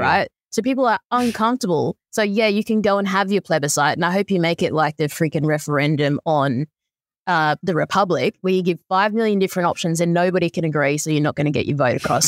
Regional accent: Lismore, New South Wales, Australia; moved away; also born or lived in Brisbane; I grew up in Lismore, didn't have any of this sort of stuff

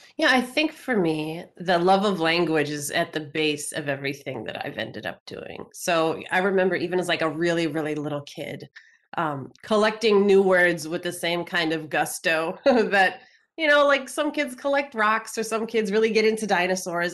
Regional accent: Minnesota, United States; the University of Minnesota, which is my home state

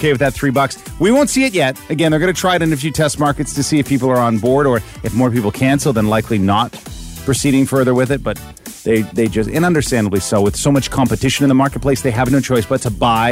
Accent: Ontario, Canada; growing up in Ripley and Chatham and good old Terre, Ontario, it's good. It was good for us.

